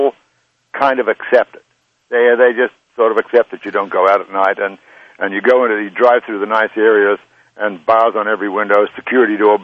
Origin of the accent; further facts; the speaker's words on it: Australia; moved away as an adult; now in United States; I'm a citizen here. I have been and proud of it for nearly 40 years. But I was born in Australia